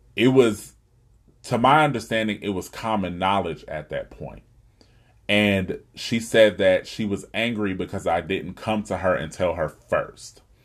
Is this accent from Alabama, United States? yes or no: yes; Huntsville, Alabama, United States; living right here in my hometown of Huntsville, Alabama